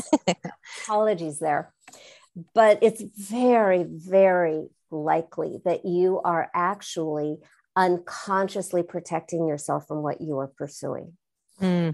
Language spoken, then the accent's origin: English; Southern California, United States; I'm from Southern California